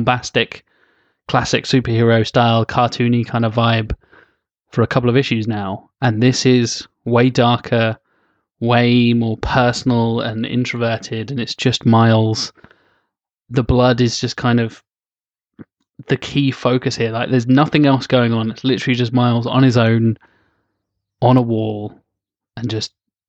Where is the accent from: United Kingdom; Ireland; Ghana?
United Kingdom; accent: British; Because of my British accent.